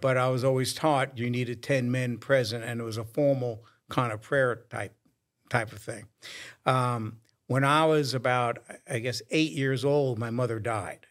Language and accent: English; New York, United States; moved away; as I was growing up in New York